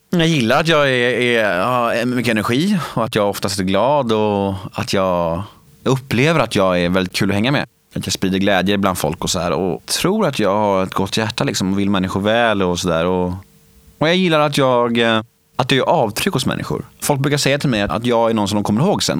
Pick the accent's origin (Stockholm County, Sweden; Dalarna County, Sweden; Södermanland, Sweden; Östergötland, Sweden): Stockholm County, Sweden; Värmdö; also born or lived in Södermalm, Stockholm; jag föddes på Södermalm i Stockholm och när jag var sex år gammal flyttade vi till Värmdö och där bodde vi i ett kollektiv